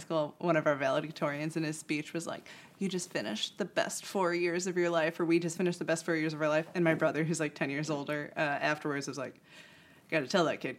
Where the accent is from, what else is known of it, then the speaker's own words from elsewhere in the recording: Munster, Indiana, United States; I grew up in Munster, Indiana, which is about half an hour from South Bend.